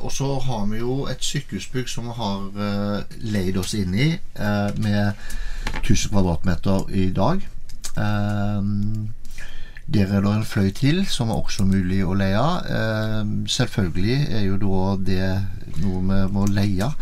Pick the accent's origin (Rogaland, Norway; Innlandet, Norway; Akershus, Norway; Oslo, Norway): Rogaland, Norway; Haugesund; moved away as an adult; now in Tinn, Norway; er jeg født og oppvokst i Haugesund